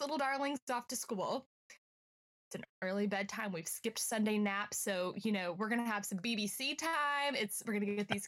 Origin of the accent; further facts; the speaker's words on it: Texas, United States; moved away as an adult; now in Oklahoma, United States; was growing up in Texas and even being an adult in Texas